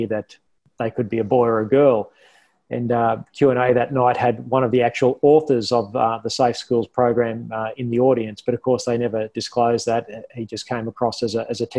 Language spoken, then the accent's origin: English; Toowoomba, Queensland, Australia; also born or lived in Canberra; now in Brisbane, Australia; I grew up in Toowoomba. I loved growing up in Toowoomba.